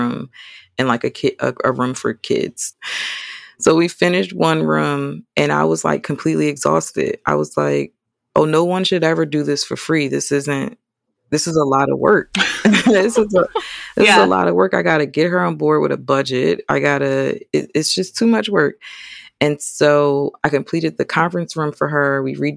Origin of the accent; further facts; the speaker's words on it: Atlantic City, New Jersey, United States; moved away as an adult; now in Charlotte, United States; I'm from New Jersey.